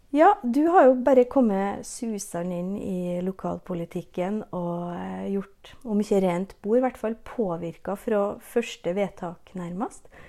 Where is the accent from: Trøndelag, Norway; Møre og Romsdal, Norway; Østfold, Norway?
Møre og Romsdal, Norway; Nordmøre; accent: Nordmøre dialect